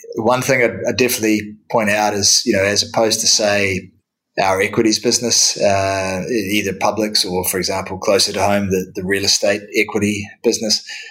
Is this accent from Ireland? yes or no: no; New Zealand; moved away as an adult; now in London, United Kingdom; originally in my home country of, of New Zealand. So that, that explains the accent